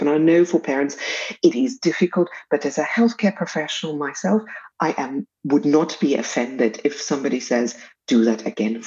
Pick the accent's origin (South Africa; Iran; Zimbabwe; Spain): South Africa; accent: South African